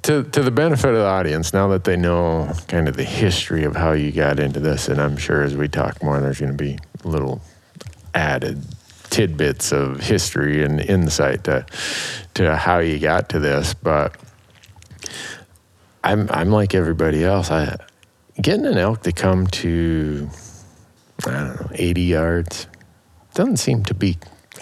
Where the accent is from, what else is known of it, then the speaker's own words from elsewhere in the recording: Minnesota, United States; moved away; I grew up in the Midwest in Minnesota.